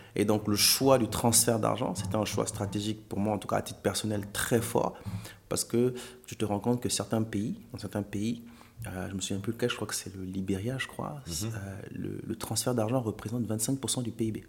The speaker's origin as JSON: {"language": "French", "country": "Gabon", "tie": "born or raised there", "moved": "as an adult", "lives_now": "France", "said": "Donc, moi, j'ai grandi au Gabon."}